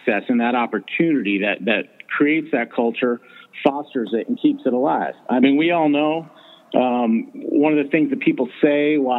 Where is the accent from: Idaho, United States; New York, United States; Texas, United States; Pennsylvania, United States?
Pennsylvania, United States; moved away; I'm from Pennsylvania originally, and I have a hunting camp there